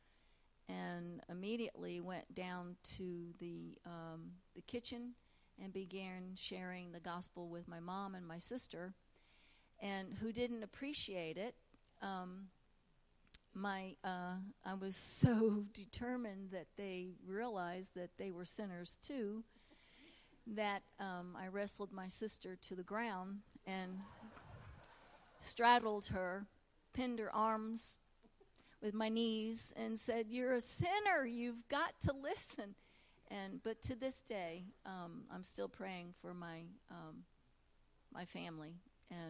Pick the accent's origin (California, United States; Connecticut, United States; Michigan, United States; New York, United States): Connecticut, United States; moved away; I was raised in Connecticut